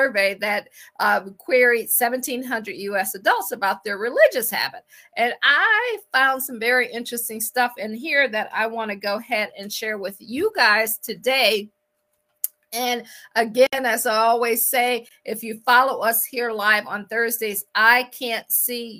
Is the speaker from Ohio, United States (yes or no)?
yes; Akron, Ohio, United States; moved away as an adult; also born or lived in Washington, D.C. area / Baltimore / Boston / Pittsburgh; I am from Akron. I always like to say I grew up shy, sheltered, and in church basically 6 days a week